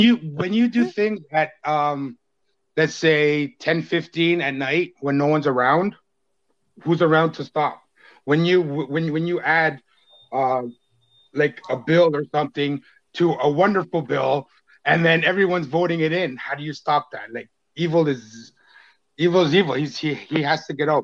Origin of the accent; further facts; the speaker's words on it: Canada; as a Canadian